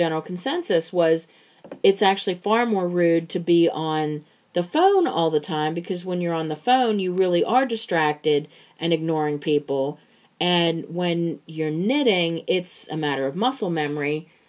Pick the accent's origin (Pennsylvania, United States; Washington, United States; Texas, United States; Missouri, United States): Pennsylvania, United States; Pittsburgh; accent: Pittsburgh; Cuz I mean, I try very, very hard to cover my Pittsburgh accent. I really do.